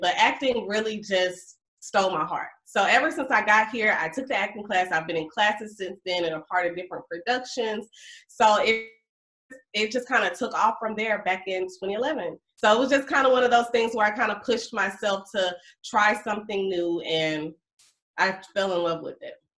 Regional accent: Mobile, Alabama, United States; moved away as an adult; now in Atlanta, United States; I'm a Alabama girl. I'm from Mobile, Alabama.

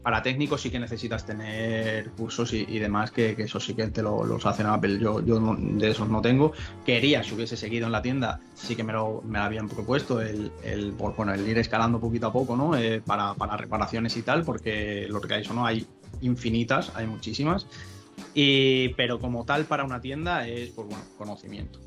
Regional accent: Cáceres, Extremadura, Spain; la playa nuestra, ¿no? De, veraneo de, Cáceres

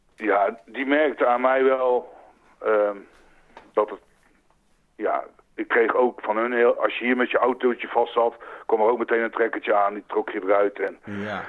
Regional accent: North Brabant, Netherlands; moved away as an adult; also born or lived in Utrecht; now in France; geboren in Utrecht en getogen in Brabant

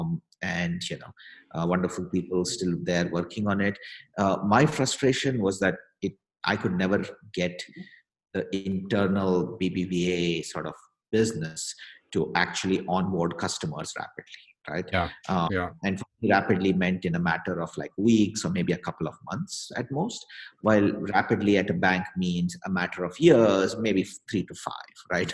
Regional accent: Bangalore, Karnataka, India; moved away as an adult; also born or lived in Europe / New York; now in United States; I'm from India. Was born and grew up in Bangalore

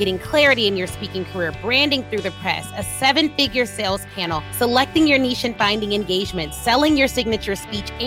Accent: Flossmoor, Illinois, United States; I'm from Flossmoor

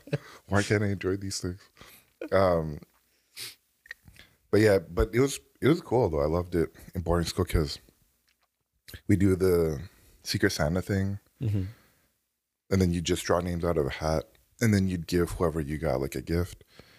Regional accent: Canada; So that was what it was like growing up in Canada.

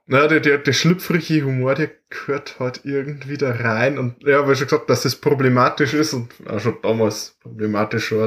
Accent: Bavaria, Germany; bei uns in Bayern

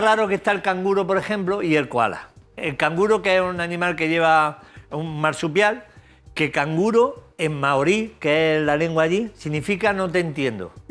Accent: Jaén, Andalusia, Spain; De Jaén, aceituna de cornezuelo de Jaén. Eh, de mi tierra

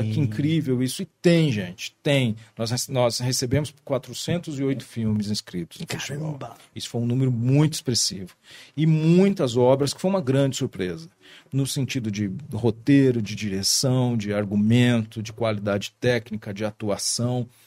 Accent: Brazil; E nós somos brasileiros, nós somos um povo extremamente criativo

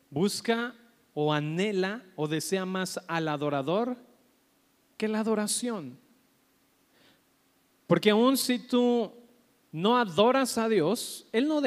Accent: Colombia; moved away; Es que vengo de Colombia, ¿verdad? Y por eso estoy hablando así.

